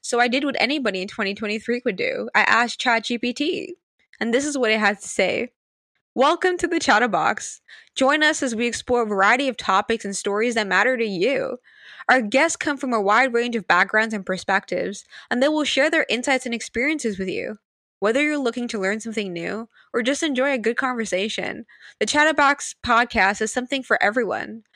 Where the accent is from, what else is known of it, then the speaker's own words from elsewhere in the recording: Sint Maarten; I'm from Saint Martin